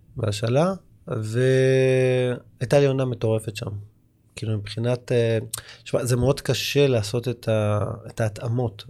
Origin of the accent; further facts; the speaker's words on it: Tel Aviv, Tel Aviv District, Israel; כל הילדות שלי עברה בקריית שלום